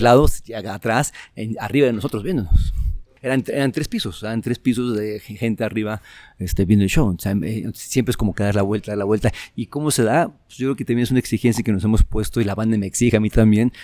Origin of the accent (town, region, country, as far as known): Mexico